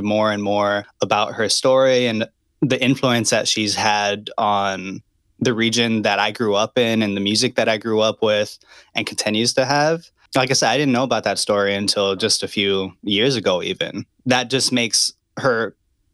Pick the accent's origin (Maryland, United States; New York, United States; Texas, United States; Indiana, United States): Texas, United States; San Antonio; growing up in San Antonio